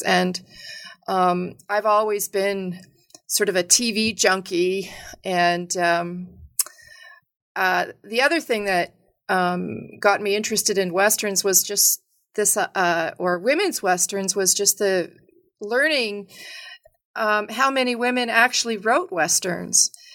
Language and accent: English; Edmonton, Alberta, Canada; I grew up in, uh, a sort of middle-sized city in, um, Alberta called Edmonton